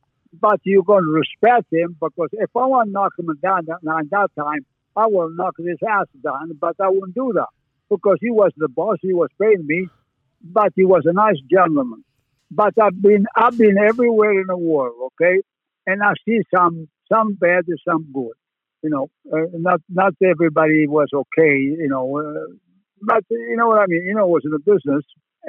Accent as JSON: {"language": "English", "country": "Italy", "tie": "born or raised there", "also_born_or_lived": "Canada", "moved": "as an adult"}